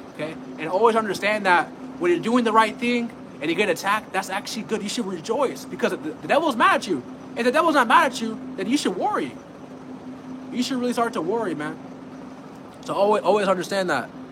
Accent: California, United States; I'm from California

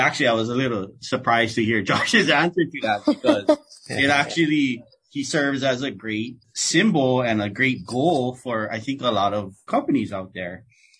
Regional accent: Hawaii, United States; I'm native Hawaiian, I'm from Hawaii.

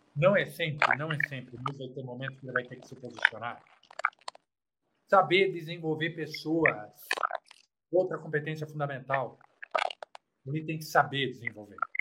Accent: Brazil; Eu morei num quarto, cozinha e banheiro, num bairro simples chamado Campanário.

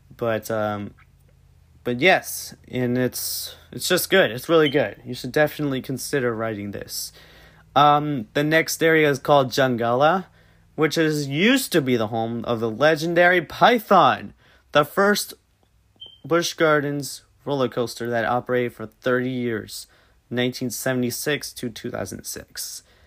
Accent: Tampa, Florida, United States; I'm originally from Tampa Bay

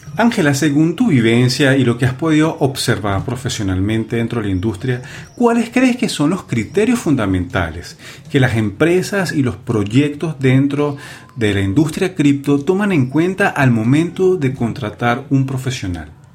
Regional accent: Venezuela; nosotros que somos de Venezuela

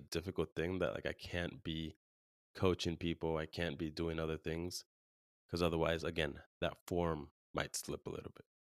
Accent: California, United States; now in Arizona, United States; where we grew up in California

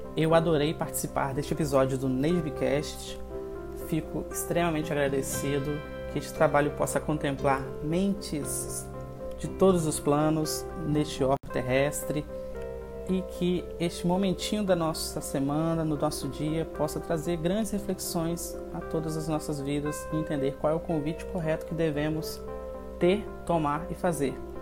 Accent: Espírito Santo, Brazil; eu sou daqui do Espírito Santo

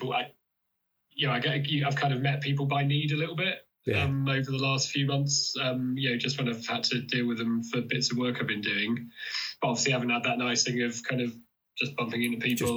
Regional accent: Oxford, South East England, United Kingdom; moved away; I come from Oxford originally

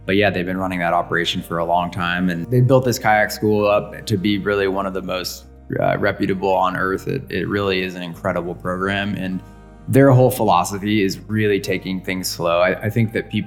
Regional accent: Forks of Salmon, California, United States; I was born and raised on the Salmon River over in the little town of Forks of Salmon, Siskiyou

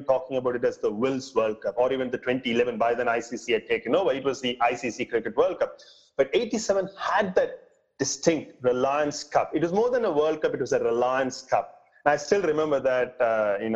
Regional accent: Sivakasi, Tamil Nadu, India; also born or lived in Thoothukudi, India; I also traveled a few times to my hometown, Sivakasi

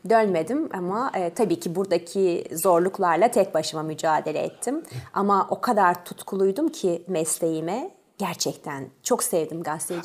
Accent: Ankara, Turkey; born or raised there; also born or lived in Tours, France

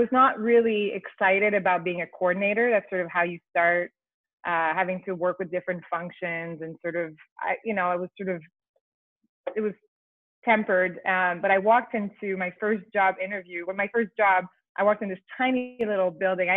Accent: Quebec, Canada; first language French; English is a second language; moved away as an adult; now in Toronto, Canada; I'm from Quebec. I grew up with a family of entrepreneurs.

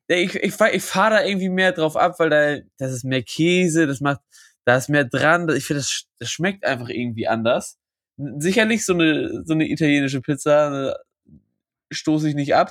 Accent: Lübeck, Schleswig-Holstein, Germany; bei uns in Lübeck

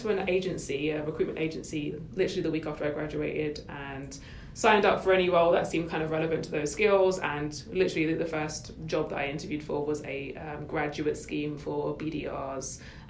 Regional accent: London, United Kingdom; moved away as an adult; now in Toronto, Canada; From the UK originally as well, shout out London, and also living now in Toronto.

